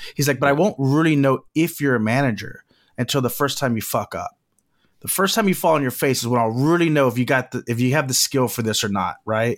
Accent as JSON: {"language": "English", "town": "Corpus Christi", "region": "Texas", "country": "United States", "tie": "born or raised there", "moved": "as an adult", "lives_now": "Los Angeles, United States", "said": "Corpus Christi, where I was born"}